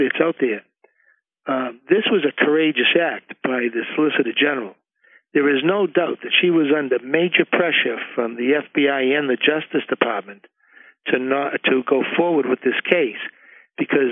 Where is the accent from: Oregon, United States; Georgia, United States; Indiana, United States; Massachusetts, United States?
Massachusetts, United States; Medford; He and I grew up here in Medford together